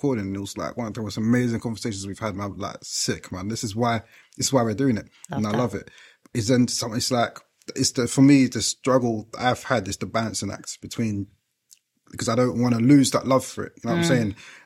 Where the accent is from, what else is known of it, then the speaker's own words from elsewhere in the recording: London, United Kingdom; moved away as an adult; now in Essex, United Kingdom; I grew up in East London